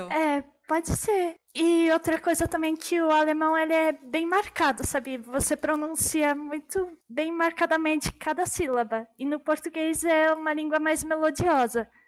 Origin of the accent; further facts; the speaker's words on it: São Paulo, Brazil; first language German; eu nasci aqui no Brasil